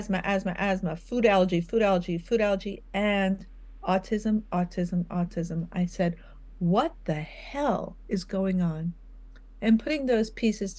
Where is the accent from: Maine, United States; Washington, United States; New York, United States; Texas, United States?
New York, United States; I'm from New York